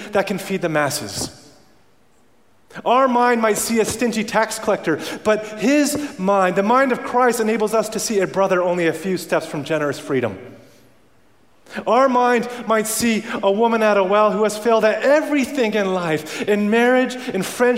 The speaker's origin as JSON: {"language": "English", "country": "Canada", "tie": "born or raised there", "moved": "yes", "said": "I grew up around Canada where we live in igloos"}